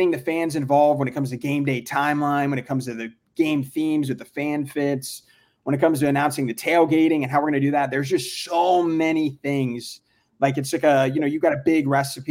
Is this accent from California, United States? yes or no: no; South Florida, United States; I'm born and raised in South Florida